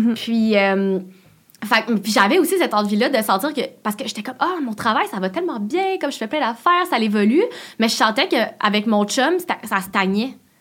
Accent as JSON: {"language": "French", "town": "Laval", "region": "Quebec", "country": "Canada", "moved": "yes", "said": "je viens de Laval, puis mon chum aussi. Fait que j'étais comme, bon, on retourne à Laval"}